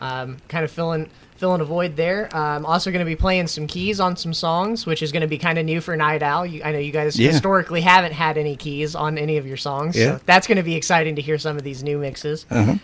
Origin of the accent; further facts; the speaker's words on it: Columbus, United States; So I grew up here in Columbus my whole life.